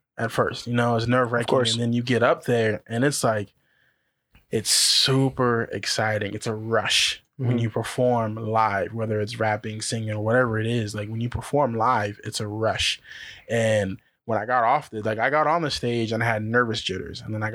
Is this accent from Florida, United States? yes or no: no; Colton, California, United States; I grew up in Colton.